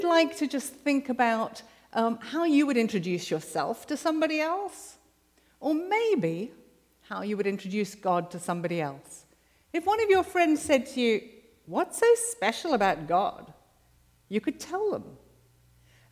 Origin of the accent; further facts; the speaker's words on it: South Africa; moved away as an adult; now in United States; I'm South African